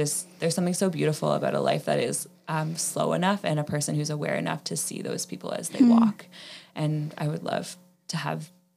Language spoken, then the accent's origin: English; Elmira, New York, United States; I grew up in Elmira, born and raised, still there to this day